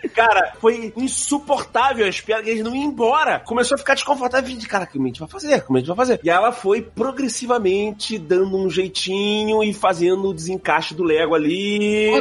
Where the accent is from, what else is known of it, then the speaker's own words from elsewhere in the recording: Rio de Janeiro, Brazil; eu sou do Rio